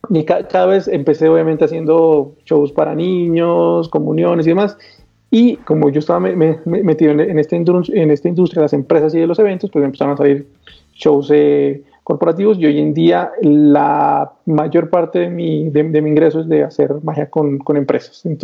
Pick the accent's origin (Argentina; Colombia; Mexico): Colombia; yo vivo en Colombia, soy de Colombia.